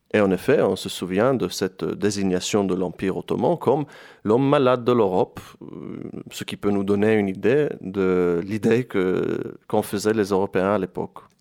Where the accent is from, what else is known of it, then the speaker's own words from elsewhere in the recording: Jerusalem, Jerusalem District, Israel; moved away as an adult; also born or lived in France; now in Istanbul, Turkey; Je viens de Jérusalem, je suis originaire de Jérusalem